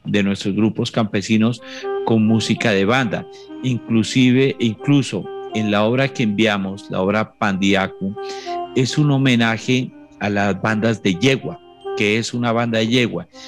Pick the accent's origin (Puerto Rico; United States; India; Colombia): Colombia; Samaniego, Nariño; llego a mi tierra, a Samaniego